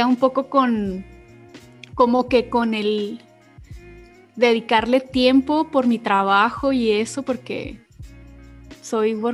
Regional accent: Chihuahua, Mexico; De Chihuahua.

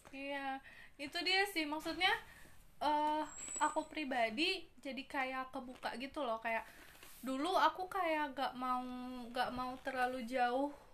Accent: Bandung, West Java, Indonesia; aku kan orang asli Bandung asli dari kecil di sini

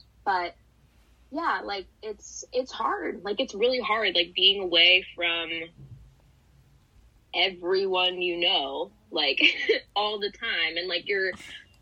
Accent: Chicago, Illinois, United States; I grew up in Chicago.

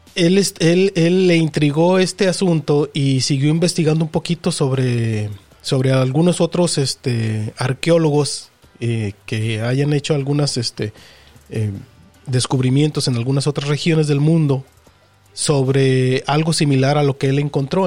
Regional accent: Mexico; nosotros como mexicanos

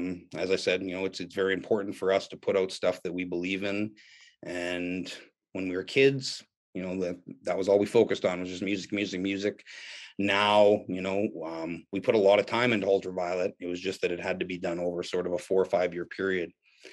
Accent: Canada; it was as a Canadian, kid, it was an intimidating, scary place.

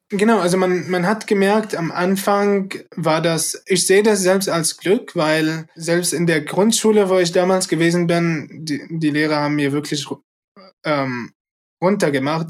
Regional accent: Syria; now in Germany; ich komme äh, ursprünglich aus Syrien. Seit acht Jahren lebe ich in, in Deutschland

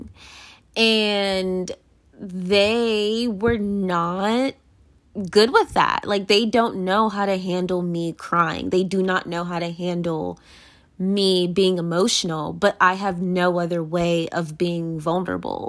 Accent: United States; I am American and they are naturalized American

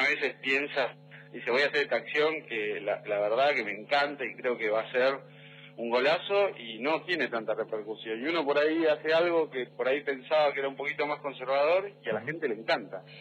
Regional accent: Neuquén, Argentina; yo soy de Neuquén

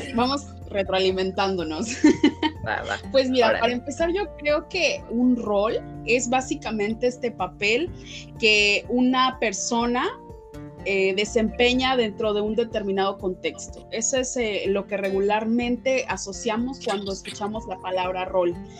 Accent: Mexico; also born or lived in Puebla; mujer eh, afromexicana

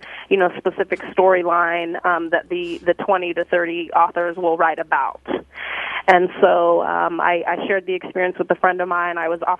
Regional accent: Italy; also born or lived in Greece; now in Seattle, United States; Well, I grew up in overseas. I was raised in Italy and Greece.

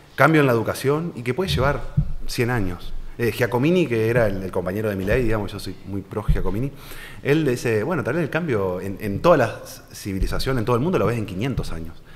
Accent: Santa Fe, Argentina; yo soy de Santa Fe Capital, donde el tres cuartos de la población es empleado público

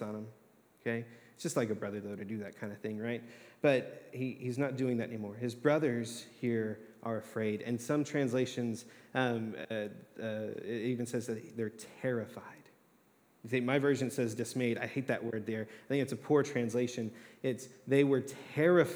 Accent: Texas, United States; moved away; I'm from Texas originally.

